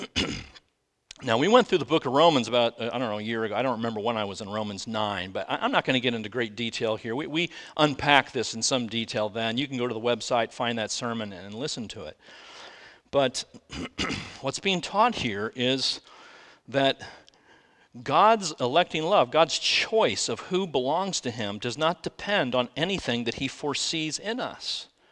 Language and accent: English; United States; I'm an American.